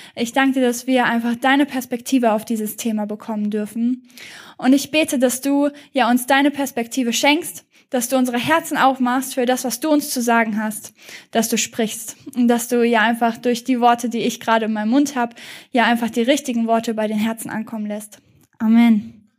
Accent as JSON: {"language": "German", "country": "Germany", "said": "wir als Deutsche"}